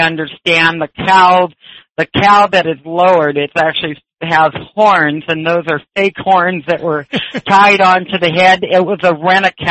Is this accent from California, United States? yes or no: yes; Southern California, United States; moved away as an adult; now in Kauai, United States; I'm a Southern Californian